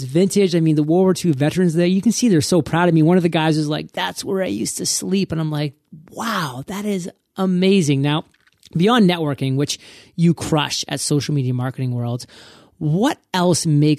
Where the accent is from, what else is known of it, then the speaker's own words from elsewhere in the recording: Maine, United States; I mean, I'm from Maine, and there I was in Maine